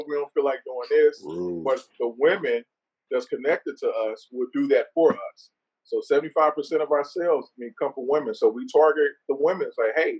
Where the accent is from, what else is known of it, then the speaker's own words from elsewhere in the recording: St. Louis, Missouri, United States; we're from St. Louis